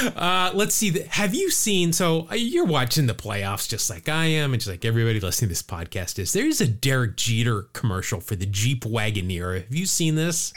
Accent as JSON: {"language": "English", "region": "California", "country": "United States", "said": "my home state of California"}